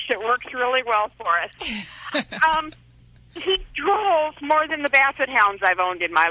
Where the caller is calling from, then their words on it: Roanoke, Virginia, United States; I'm calling from Roanoke, Virginia.